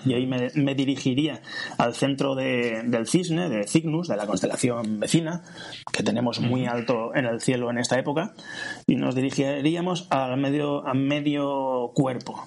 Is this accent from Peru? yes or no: no; Valencia, Valencian Community, Spain; soy de Valencia